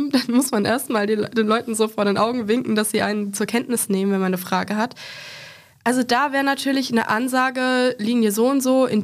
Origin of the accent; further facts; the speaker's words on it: Aschaffenburg, Bavaria, Germany; ich kenne es tatsächlich aus Aschaffenburg, das ist eine Kleinstadt in Nordbayern, wo ich herkomme.